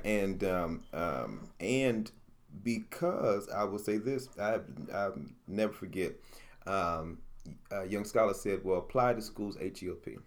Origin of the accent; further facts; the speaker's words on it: Utica, New York, United States; So I came from North Utica, JFK. I lived in North Utica as well.